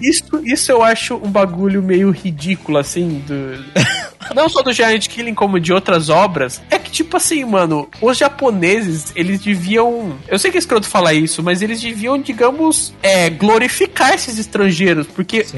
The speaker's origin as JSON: {"language": "Portuguese", "country": "Brazil", "said": "a gente é brasileiro"}